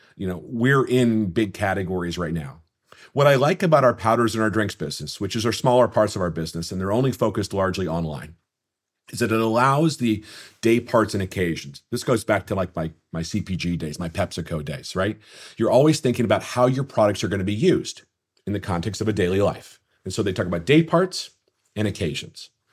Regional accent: Minnesota, United States; my days growing up in Minnesota playing hockey

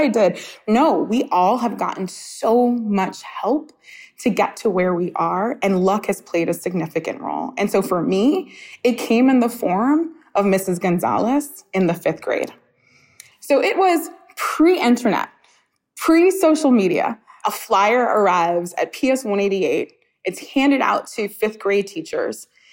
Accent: New York City, New York, United States; I grew up in Coney Island, Brooklyn

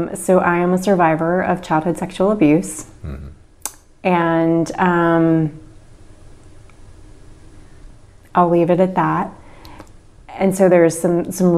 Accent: Henrico, Virginia, United States; I was born just outside of Richmond, Virginia, in Henrico, Virginia

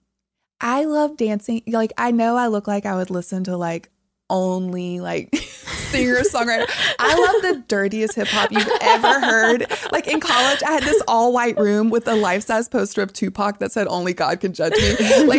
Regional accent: the South, United States; And that again, growing up in the South, everything was about appearance and looking a certain way.

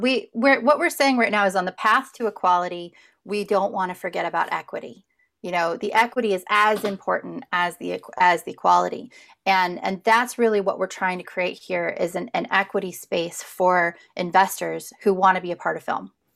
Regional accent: just outside of Indianapolis, United States; also born or lived in Southern California; now in Kentucky, United States; I grew up just outside of Indianapolis

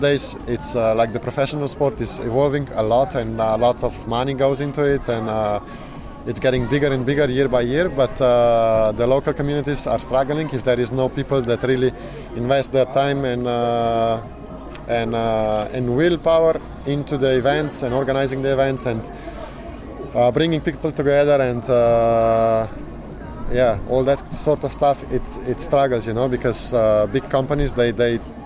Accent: Slovenia; I was not born in Yugoslavia, I was born in Slovenia

